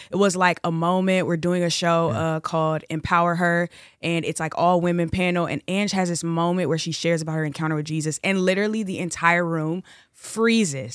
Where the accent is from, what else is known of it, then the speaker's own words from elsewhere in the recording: Chicago, Illinois, United States; also born or lived in Los Angeles; I'm originally from Chicago. Uh, I live right now in between LA and Chicago